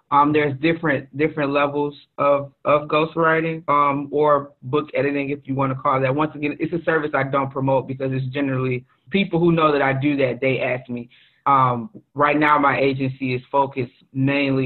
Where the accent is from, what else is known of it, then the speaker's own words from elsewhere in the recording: Detroit, Michigan, United States; Born and raised in Detroit, Michigan. Still live in the area.